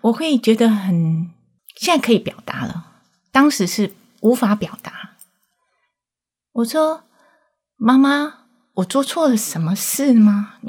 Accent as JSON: {"language": "Chinese", "town": "Chiayi", "country": "Taiwan", "tie": "born or raised there", "said": "我三岁的时候在嘉义的眷村长大"}